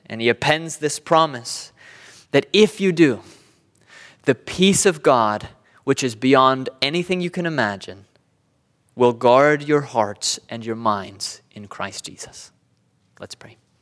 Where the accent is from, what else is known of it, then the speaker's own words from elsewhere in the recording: Southern California, United States; I'm from Southern California.